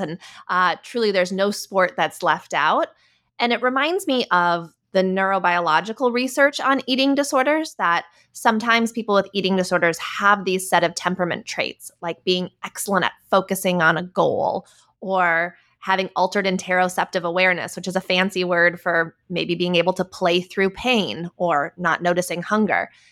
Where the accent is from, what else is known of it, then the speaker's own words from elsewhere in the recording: Minnesota, United States; I grew up in Minnesota